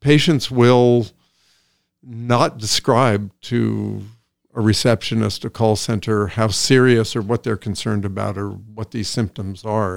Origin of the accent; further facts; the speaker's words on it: Iowa, United States; also born or lived in Des Moines, Iowa / Sioux City, Iowa; now in Woodstock; I grew up in Iowa. I grew up in Des Moines, Iowa, Sioux City, Iowa